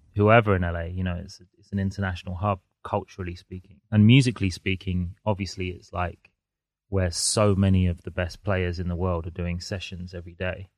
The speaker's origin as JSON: {"language": "English", "region": "London", "country": "United Kingdom", "tie": "born or raised there", "said": "I'm a Londoner, so I've grown up here."}